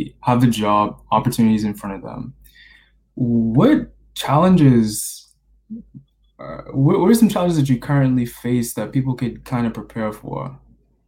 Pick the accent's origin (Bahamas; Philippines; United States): Bahamas; moved away as an adult; I was born and raised in the Bahamas